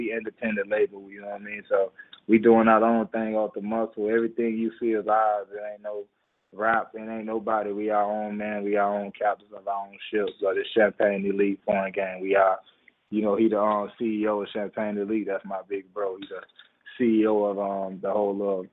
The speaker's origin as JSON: {"language": "English", "town": "Miami", "region": "Florida", "country": "United States", "said": "I'm from Miami. You know, Liberty City"}